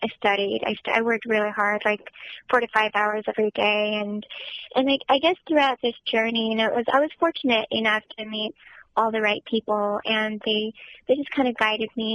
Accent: Southern California, United States; I was born and raised in Southern California

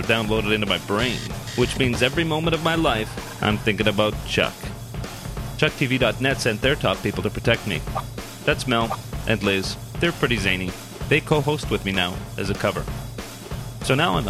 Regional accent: Canada; also born or lived in Toronto; a fellow Canadian.

